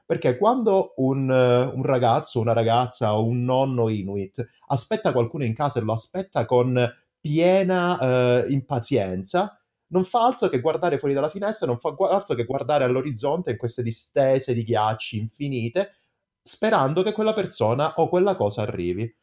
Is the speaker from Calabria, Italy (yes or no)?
yes; Calabria, Italy; accent: Calabrian; moved away; da noi invece in Calabria si dice